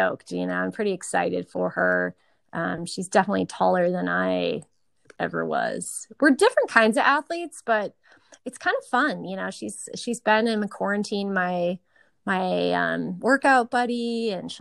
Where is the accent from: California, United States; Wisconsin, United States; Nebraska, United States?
Wisconsin, United States; Eau Claire; moved away; also born or lived in Tucson; I grew up in a really great neighborhood in Eau Claire